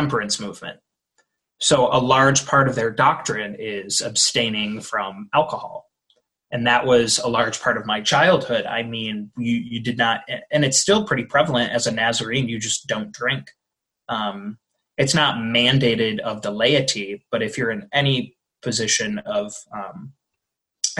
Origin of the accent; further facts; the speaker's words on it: Michigan, United States; also born or lived in Bourbonnais, Illinois; now in Detroit, United States; I grew up in Michigan, probably just about an hour north of Detroit